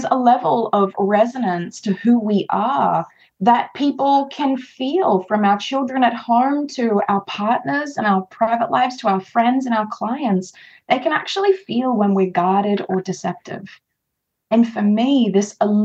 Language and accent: English; Australia; I am Australian